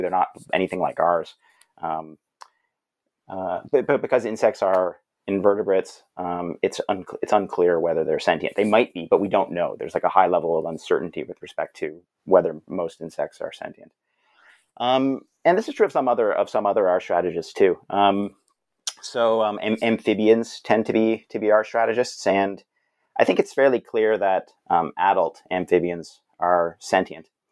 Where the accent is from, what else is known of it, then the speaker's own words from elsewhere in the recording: Brampton, Ontario, Canada; I'm a Canadian fellow. Uh, grew up in Brampton, which is a suburban city not too far from Toronto.